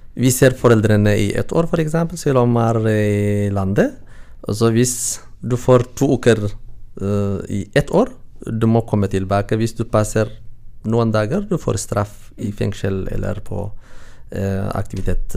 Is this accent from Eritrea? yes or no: yes; Eritrea; Norwegian is a second language; moved away as an adult; now in Norway; Jeg kommer fra Eritrea